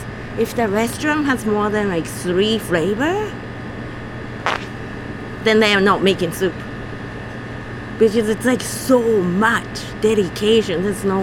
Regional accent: Japan; English is a second language; moved away as an adult; now in Vermont, United States

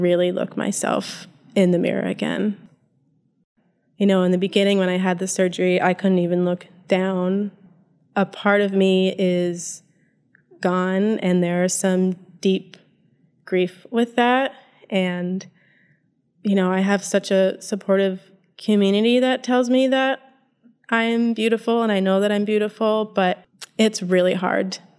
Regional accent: Northeast Kingdom of Vermont, United States; also born or lived in Winooski, Vermont; I grew up in the Northeast Kingdom of Vermont

